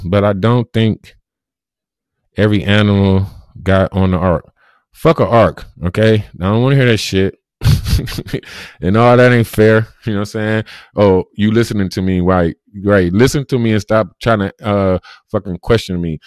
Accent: Cleveland, Ohio, United States; I'm from Cleveland, Ohio. Born and raised

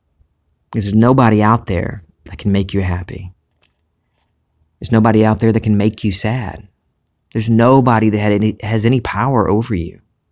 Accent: the South, United States; accent: Southern; I started in high school for some reason trying to get rid of my Southern accent.

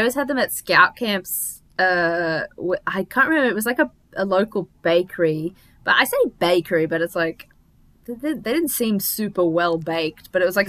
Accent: Toowoomba, Queensland, Australia; I call Toowoomba my hometown because I lived there the longest and my parents still live there, but I did heaps.

